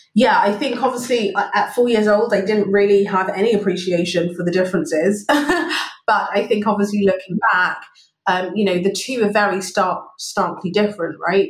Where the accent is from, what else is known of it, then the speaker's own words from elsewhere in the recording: London, United Kingdom; moved away as an adult; also born or lived in Brixton, London; now in Singapore; So, so Wimbledon is home for me and it's where I grew up